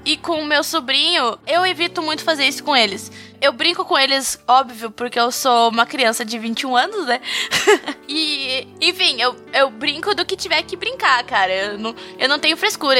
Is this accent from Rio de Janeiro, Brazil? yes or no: no; Dom Pedrito, Rio Grande do Sul, Brazil; eu nasci e me criei em Dom Pedrito, né? Que é uma cidadezinha que fica do lado de Bagé